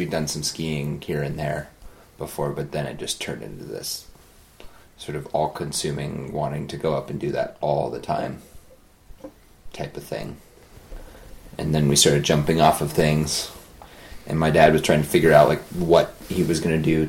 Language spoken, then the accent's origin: English; Kalispell, Montana, United States; also born or lived in Colorado; I was born and grew up in Kalispell, Montana